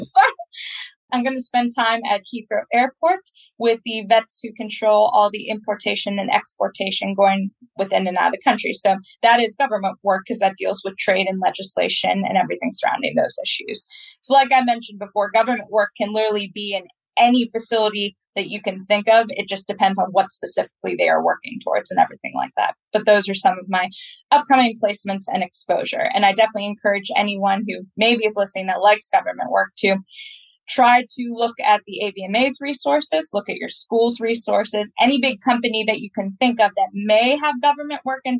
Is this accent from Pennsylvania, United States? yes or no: yes; Pennsylvania, United States; accent: American; moved away as an adult; also born or lived in West Virginia / Washington, D.C.; now in London, United Kingdom; I was raised in Pennsylvania. I was actually born in West Virginia.